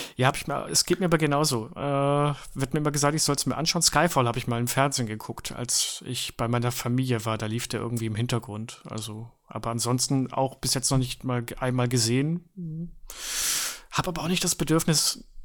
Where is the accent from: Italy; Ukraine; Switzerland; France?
Switzerland; moved away; ich habe in meiner Kindheit ja in der Schweiz gelebt